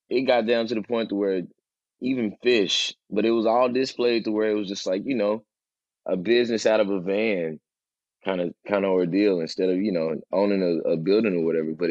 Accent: East Coast, United States; I'm from the East Coast.

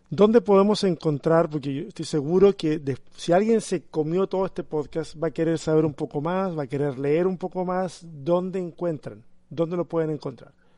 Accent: Chile; como chileno

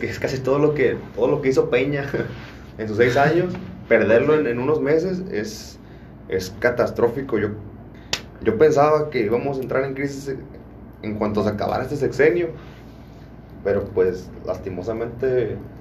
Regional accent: Michoacán, Mexico; Yo soy orgullosamente michoacano, soy del estado de Michoacán

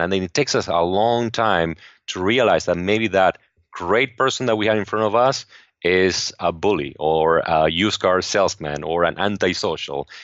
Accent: Argentina; English is a second language; moved away as an adult; now in Los Angeles, United States; I grew up in Argentina

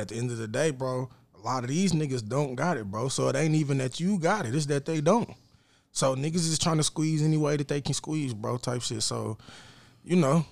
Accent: Lawton, Oklahoma, United States; I'm from Lawton, bro. I'm putting on for Lawton

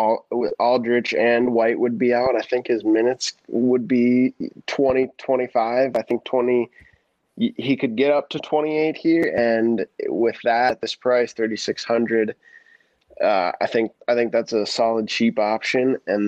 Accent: Minnesota, United States; I'm from Minnesota.

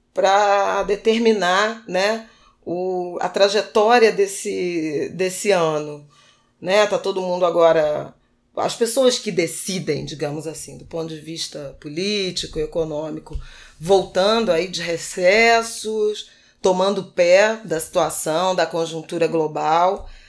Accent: Rio de Janeiro, Brazil; Irajá também, o bairro onde eu cresci

